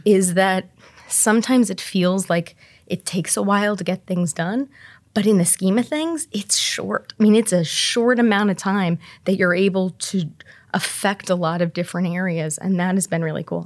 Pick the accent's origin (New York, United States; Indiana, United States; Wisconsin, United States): Indiana, United States; Terre Haute; now in Indianapolis, United States; I grew up in Terre Haute